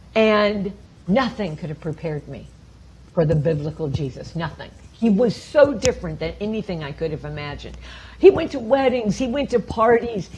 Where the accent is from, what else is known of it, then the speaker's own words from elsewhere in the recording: Champaign, Illinois, United States; I grew up in the Midwest of America in a town called Champaign, Illinois, uh, south of Chicago.